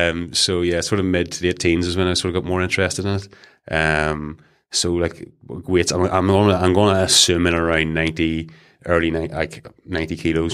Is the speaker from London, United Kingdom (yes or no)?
no; Leitrim, Northern Ireland, United Kingdom; So I was born and bred in a village called Leitrim. It's outside Castle Wellen, near Newcastle.